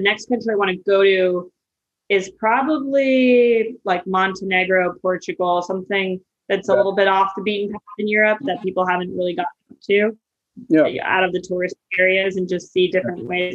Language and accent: English; Arizona and New Mexico area, Southwest, United States; now in New York, United States; I'm from Arizona and New Mexico area. So I grew up